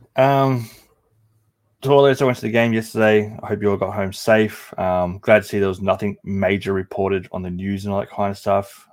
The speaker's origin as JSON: {"language": "English", "country": "Australia", "said": "as an Australian who didn't grow up with baseball"}